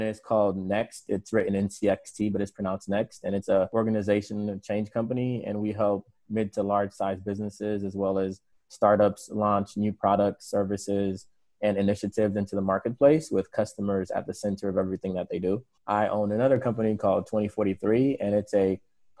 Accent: Tampa, Florida, United States; moved away as an adult; also born or lived in Haiti; now in Minneapolis, United States; I grew up mainly in Tampa, Florida

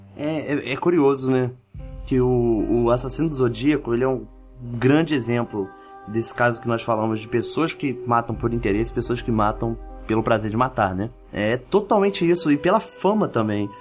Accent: Brazil; eu me senti meio mal, assim, enquanto brasileiro

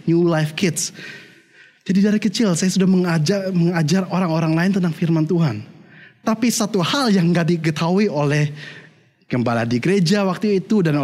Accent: Germany; bagaimana saya besarnya di Jerman, dan saya katakan, saya dulu bertumbuhnya di keluarga yang Kristen.

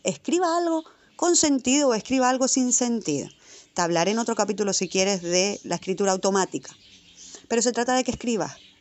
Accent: Tenerife, Canary Islands, Spain; moved away as an adult; now in Madrid, Spain; yo soy de Tenerife, me crié allí

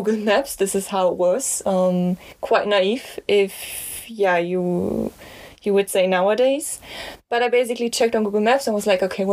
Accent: Germany; I'm from Germany

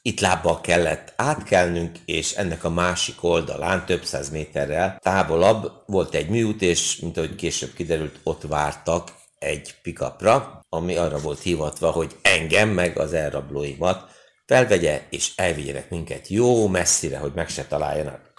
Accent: Hungary; én magyar vagyok

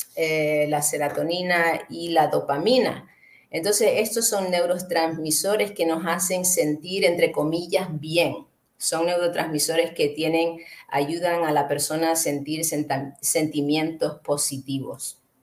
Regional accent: Canary Islands, Spain; moved away; llevo muchos años fuera de donde yo crecí, que fue en las Islas Canarias

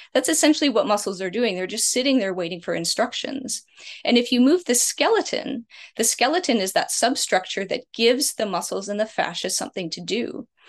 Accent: Canada; I'm Canadian

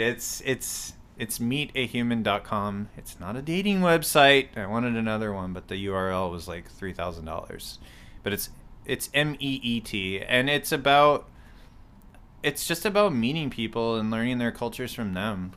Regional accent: Kennebunkport, Maine, United States; moved away as an adult; also born or lived in Winchester, Virginia / Fairfax, Virginia / Manassas, Virginia / Pennsylvania; now in Baltimore, United States; I'm not from here either. I'm from Maine

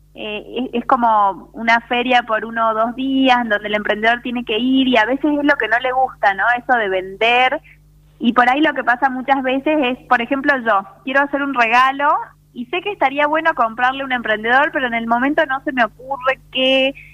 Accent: Salta, Argentina; also born or lived in Buenos Aires; soy de Salta, viví ah. unos años en Buenos Aires porque estudié allá, pero soy una enamorada de mi provincia, me volví porque me encanta la vida en Salta

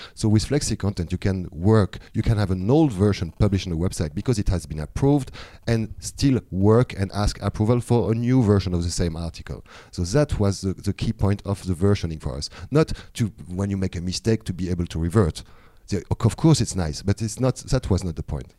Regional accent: France; now in Thailand; I'm coming from France originally, but now I'm living in Thailand

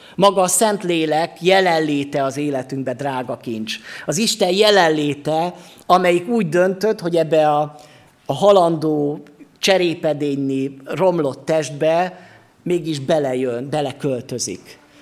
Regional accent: Sopron, Győr-Moson-Sopron, Hungary; now in Gyula, Hungary; itthon vagyok én most Gyulán, de lehet, hogy otthon érzem magamat Sopronba, mert ott van az én otthonom, ott nőttem föl

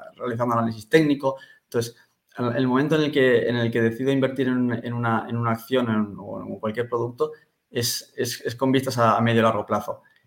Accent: San Sebastián, Basque Country, Spain; yo soy un chico de San Sebastián que tiene 27 años

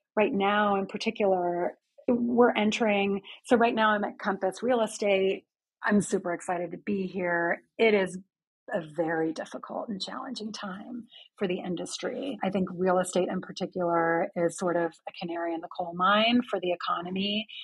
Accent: London, United Kingdom; also born or lived in Houston, Texas / United States; now in New York City, United States; I actually grew up in London, England

